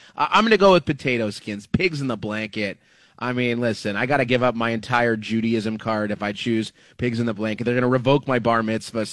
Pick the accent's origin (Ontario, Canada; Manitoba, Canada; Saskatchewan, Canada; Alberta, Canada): Ontario, Canada; Thornhill; where I grew up in Thornhill, it was Golden Star